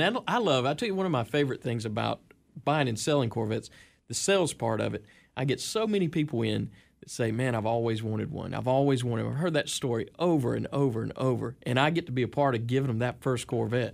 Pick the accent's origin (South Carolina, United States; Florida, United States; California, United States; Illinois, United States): South Carolina, United States; Seneca; That's what I call Seneca. That's my hometown, man